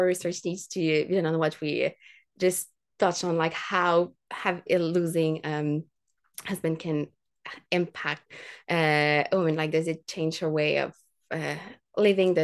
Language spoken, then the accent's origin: English; Quebec City, Quebec, Canada; I'd worked for years as a tour guide at Parks Canada in my hometown, and we would tour like the fortifications of Quebec City